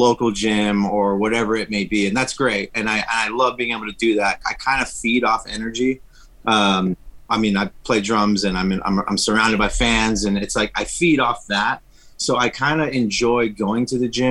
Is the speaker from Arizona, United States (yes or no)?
no; Los Angeles, California, United States; I'm Mexican American, mm-hmm. so I was raised in East Los Angeles